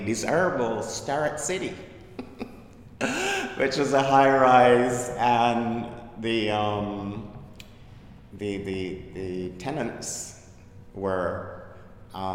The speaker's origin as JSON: {"language": "English", "country": "Barbados", "tie": "born or raised there", "accent": "Caribbean", "moved": "as an adult", "lives_now": "Brooklyn, United States", "said": "I was born in Barbados in the Caribbean and emigrated to Brooklyn."}